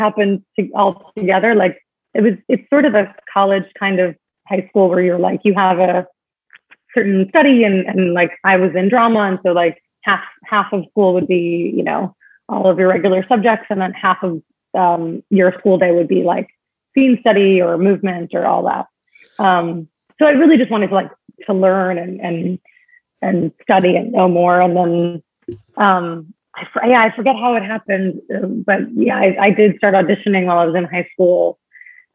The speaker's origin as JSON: {"language": "English", "region": "New York", "country": "United States", "tie": "born or raised there", "also_born_or_lived": "Long Island", "said": "I grew up in New York. I was born on Long Island"}